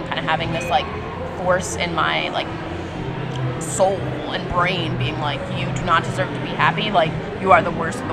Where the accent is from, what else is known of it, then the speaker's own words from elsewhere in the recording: New York City, New York, United States; I grew up in Manhattan.